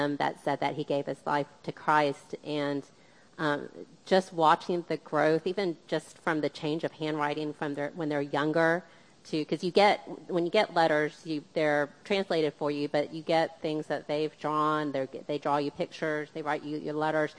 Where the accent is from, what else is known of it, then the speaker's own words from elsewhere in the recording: United States; My parents were from the Philippines, and I was born here in the States